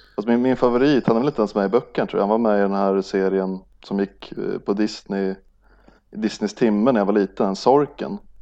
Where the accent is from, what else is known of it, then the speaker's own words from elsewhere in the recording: Norrland, Sweden; när jag var liten och bodde i Norrland